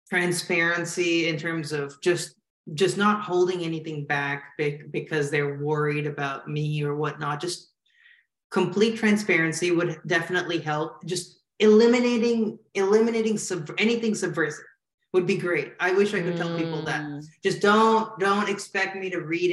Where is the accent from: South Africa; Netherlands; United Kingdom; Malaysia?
Malaysia; now in United States; when I was growing up in Malaysia